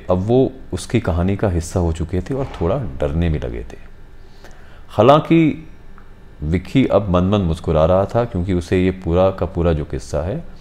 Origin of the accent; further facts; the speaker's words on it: Hiranagar, Jammu and Kashmir, India; हालांकि मैं भी हीरानगर का रहने वाला हूँ